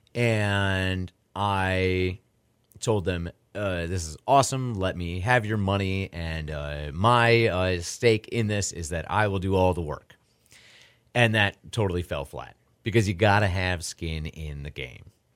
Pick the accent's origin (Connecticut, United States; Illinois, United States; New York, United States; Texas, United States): New York, United States; now in Houston, United States; growing up in New York, uh, seeing the hot dog guys in Buffalo and seeing New York City